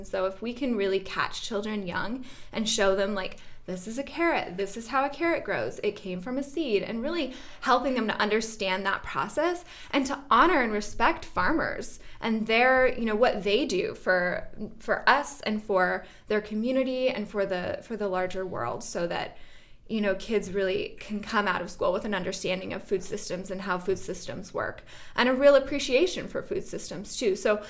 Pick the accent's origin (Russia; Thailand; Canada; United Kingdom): Canada; West Coast; now in Jamestown, United States; I'd never lived out in the Northeast before. I grew up out in on the West Coast in Canada.